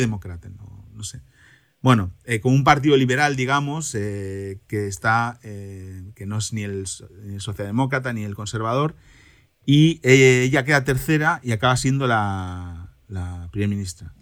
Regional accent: Cantabria, Spain; now in Germany; en mi tierra de origen, Cantabria

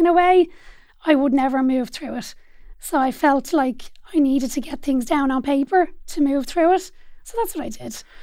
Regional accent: Dublin, Leinster, Ireland; I grew up in Dublin eight as well on a little road called Ross Road

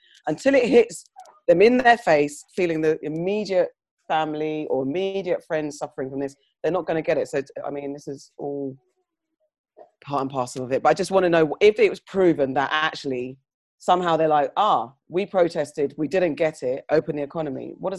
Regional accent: United Kingdom; First of all, I think the UK, we are the British whites, tend to be quite reserved about these type of things and don't like talking about these type of things. And as black citizens in this white country, we've adopted some of their ways

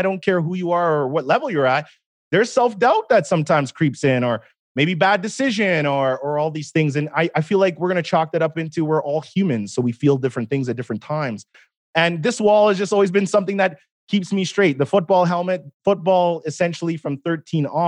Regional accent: Edmonton, Alberta, Canada; I was born in Edmonton, Alberta, 1984, April 22nd

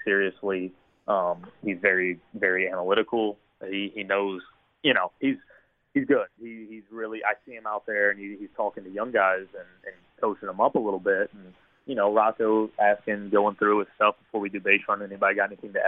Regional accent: Hampton, Virginia, United States; accent: Virginia drawl; I'm from Hampton, Virginia.

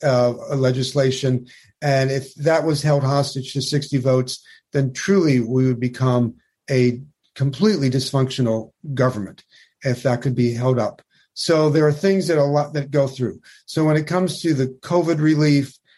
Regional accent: New York, United States; I'm a New Yorker.

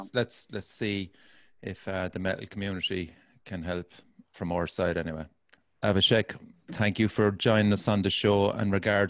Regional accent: Ireland

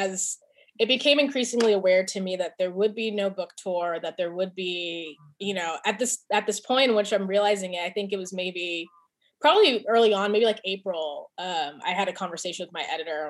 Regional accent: California, United States; moved away as an adult; my identity as a Californian, as I have not lived in California

